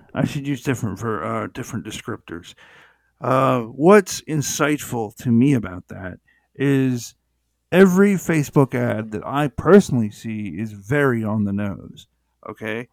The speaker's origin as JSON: {"language": "English", "country": "United States", "said": "I'm American"}